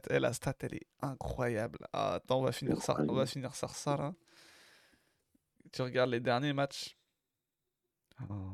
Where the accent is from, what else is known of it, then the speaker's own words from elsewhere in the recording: Marseille, Provence-Alpes-Côte d'Azur, France; On est Marseillais, on n'y peut rien.